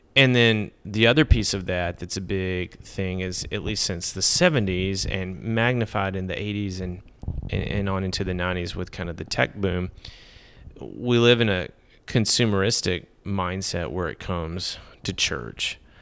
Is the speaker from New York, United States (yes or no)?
no; Middle Tennessee, United States; also born or lived in Texas / Connecticut; now in Nashville, United States; I grew up in Middle Tennessee